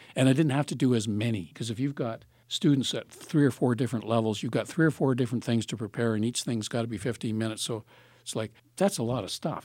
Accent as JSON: {"language": "English", "town": "Palgrave", "region": "Ontario", "country": "Canada", "moved": "yes", "lives_now": "Thunder Bay, Canada"}